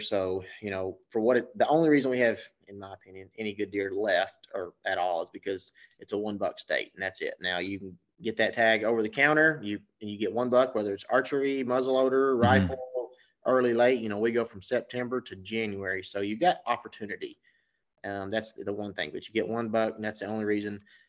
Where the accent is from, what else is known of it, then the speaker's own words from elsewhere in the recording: Arkansas, United States; So I was born in Arkansas, grew up there. I've lived in just about every corner of that state at one point or another